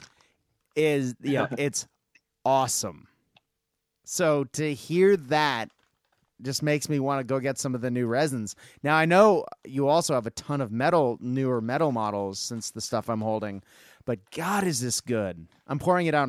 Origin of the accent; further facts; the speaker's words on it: Japan; growing up in Japan